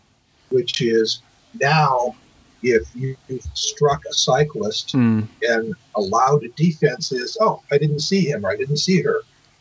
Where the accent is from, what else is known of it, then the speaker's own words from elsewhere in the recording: United States; In the United States here, and since I'm American, this is the market I know